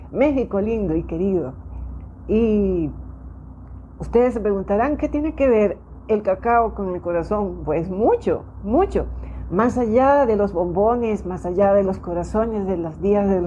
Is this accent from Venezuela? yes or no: yes; Venezuela; Soy médico venezolana